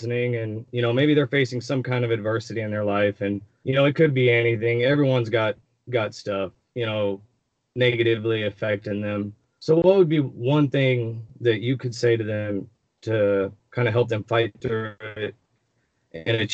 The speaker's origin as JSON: {"language": "English", "town": "Houston", "region": "Texas", "country": "United States", "said": "I'm a huge Houston fan, you know, I'm from Houston"}